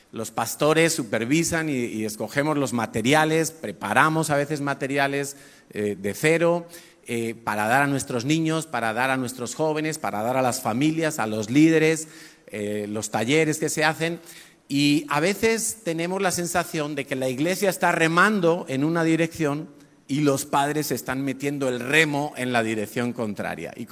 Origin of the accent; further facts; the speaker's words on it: Madrid, Community of Madrid, Spain; born there; nací en Madrid hace 53 años.